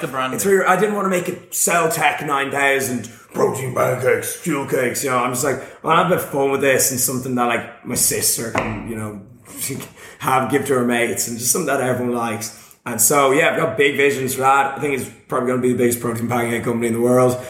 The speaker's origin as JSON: {"language": "English", "country": "Ireland", "said": "I'm from Ireland"}